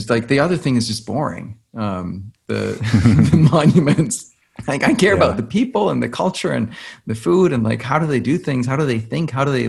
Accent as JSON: {"language": "English", "country": "Denmark", "tie": "born or raised there", "also_born_or_lived": "New York, United States / India", "moved": "as an adult", "said": "I grew up in Denmark."}